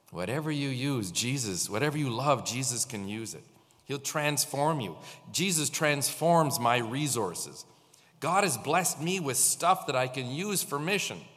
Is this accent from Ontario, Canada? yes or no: yes; St. Catharines, Ontario, Canada; born there; You know, I was born in St. Catharines. Do you know that? I was born in Hotel Dieu when the old hospital. I was born here.